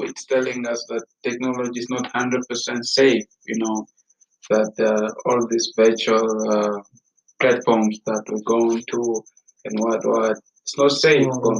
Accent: Rundu, Kavango East, Namibia; now in Windhoek, Namibia; I'm from Rundu

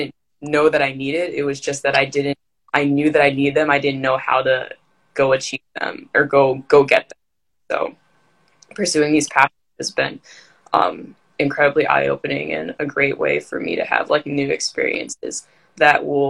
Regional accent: Maryland, United States; I'm from Maryland

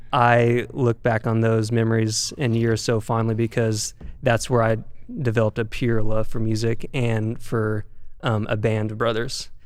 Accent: Bentonville, Arkansas, United States; now in Los Angeles, United States; I'm from Bentonville, Arkansas uh, Walmart shout out

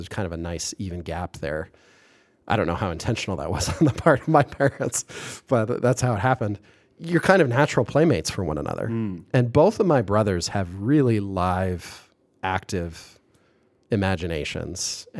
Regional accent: Kitchener, Ontario, Canada; there's a few large institutions in my hometown, which is, it's Kitchener / Waterloo, that sort of twin cities in a sense, physically contiguous, administratively separate towns in Southern Ontario.

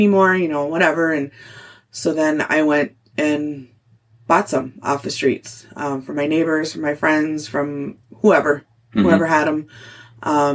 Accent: Cotton, Minnesota, United States; moved away; also born or lived in Duluth; growing up in Cotton

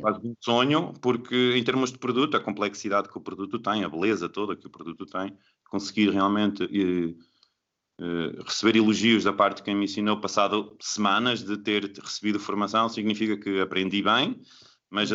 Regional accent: Bragança, Norte, Portugal; moved away as an adult; also born or lived in Lisbon; Bragança, que é de onde eu, de onde eu sou, eh, em Trás-os-Montes

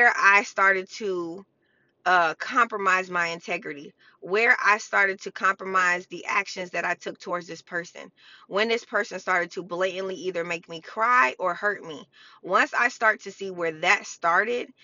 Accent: United States; I'm American

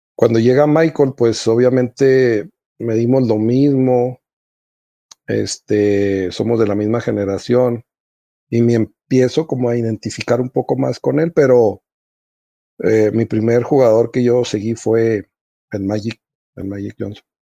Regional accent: Nuevo Casas Grandes, Chihuahua, Mexico; also born or lived in Ciudad Juárez; aquí en, en mi tierra

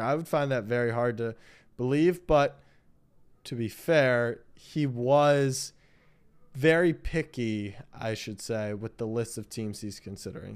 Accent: Maryland, United States; I grew up in Maryland

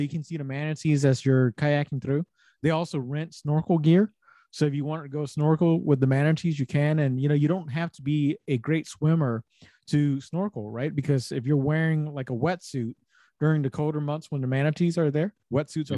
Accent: Savannah, Georgia, United States; the three of us, we're from Savannah

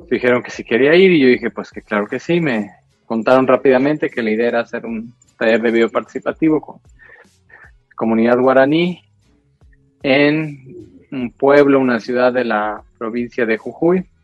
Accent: Mexico; soy mexicano, trabajo en cuestiones de fotografía y de video

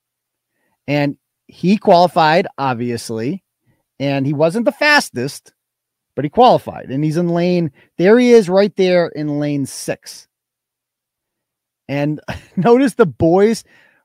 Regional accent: Wachusett, Massachusetts, United States; my hometown school here, Wachusett

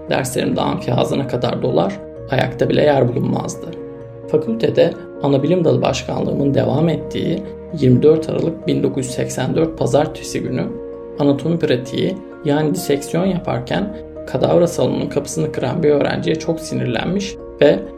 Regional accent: Istanbul, Turkey; born there; 1921 yılında İstanbul'da doğdum.

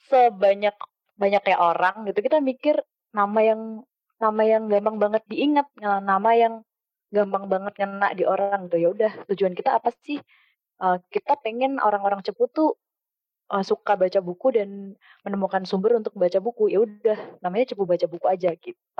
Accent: Cepu, Central Java, Indonesia; also born or lived in Jakarta; Terus ketika setiap kali aku pulang ke Cepu tuh aku kayak ngerasa kok ini kota gue gini banget ya

